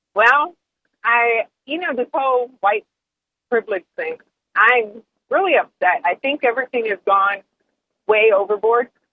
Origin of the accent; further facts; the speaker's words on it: Toledo, Ohio, United States; now in Sacramento, United States; I grew up in Toledo, Ohio